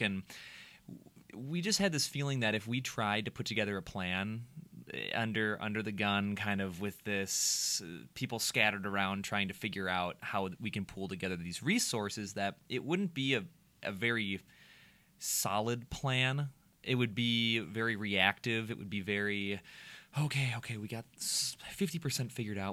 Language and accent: English; Minnesota, United States; the Minnesotan that I am